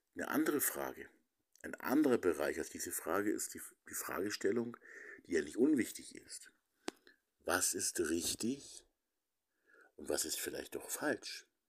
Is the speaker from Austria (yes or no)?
no; Lower Bavaria, Germany; bei uns in Niederbayern, eben im Nachbarlandkreis, im Landkreis Regen